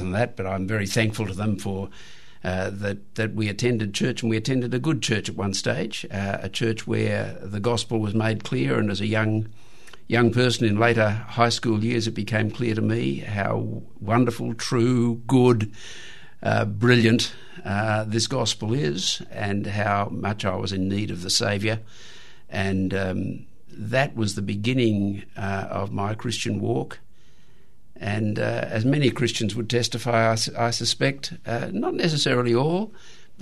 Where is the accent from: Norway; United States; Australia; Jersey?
Australia; the short European history of our country